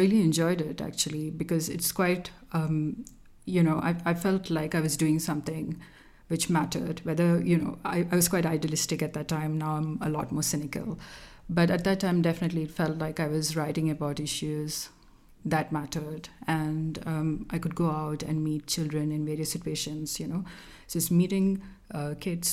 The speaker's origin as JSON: {"language": "English", "region": "Kerala", "country": "India", "tie": "born or raised there", "first_language": "Malayalam", "second_language": "English", "moved": "as an adult", "said": "I grew up in Kerala, which is in southern India"}